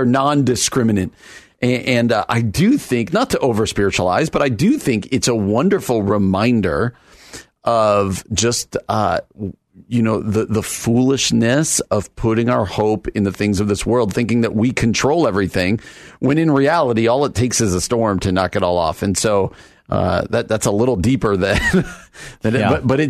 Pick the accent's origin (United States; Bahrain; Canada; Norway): United States; New York City, New York; Where I grew up or out in New York City, they're having like tornado warnings in New York City.